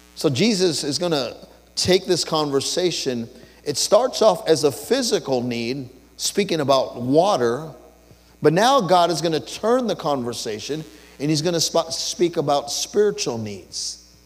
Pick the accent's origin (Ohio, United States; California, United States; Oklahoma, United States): California, United States; Los Angeles; I was born and raised in East